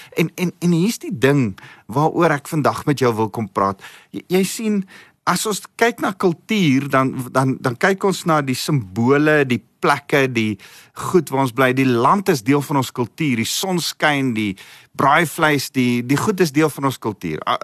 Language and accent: Afrikaans; South Africa; Ek ek's Afrikaans self, ek's Afrikaner en ek hou van ons kultuur